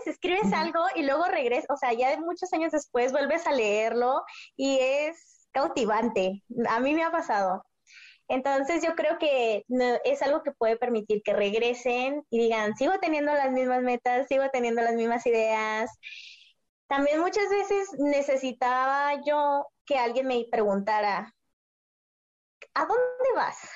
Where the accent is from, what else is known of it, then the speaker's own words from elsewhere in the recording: Mexicali, Baja California, Mexico; yo soy de Mexicali, entonces vivo en la frontera